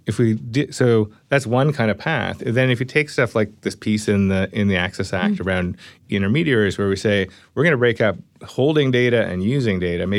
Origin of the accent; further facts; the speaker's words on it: Canada; Yeah, I mean, I'm Canadian, right?